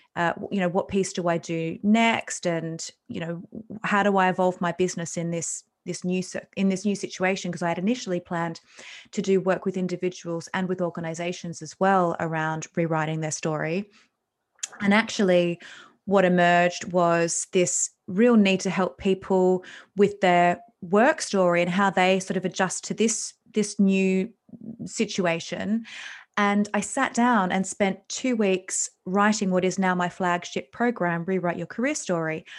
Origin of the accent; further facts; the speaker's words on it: Australia; I'm Australian